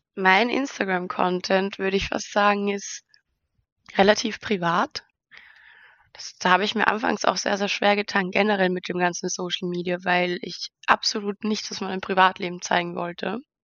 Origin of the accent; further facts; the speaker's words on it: Austria; Ich komme, wie schon erwähnt, aus Österreich in der Nähe von Wien